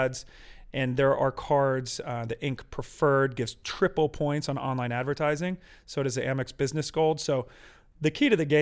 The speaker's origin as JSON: {"language": "English", "area": "outside of Philadelphia", "region": "Pennsylvania", "country": "United States", "tie": "born or raised there", "said": "I grew up outside of Philly, middle class family"}